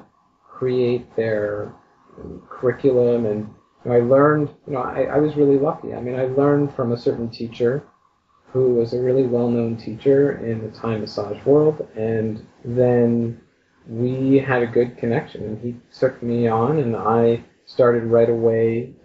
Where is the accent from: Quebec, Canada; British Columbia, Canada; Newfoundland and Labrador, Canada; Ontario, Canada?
Quebec, Canada; Montreal; moved away as an adult; now in Toronto, Canada; I was originally from Montreal. We moved to Toronto